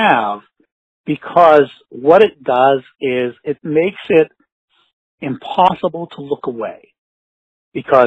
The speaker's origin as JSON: {"language": "English", "town": "Pittsburgh", "region": "Pennsylvania", "country": "United States", "said": "I'm from Pittsburgh, Pennsylvania"}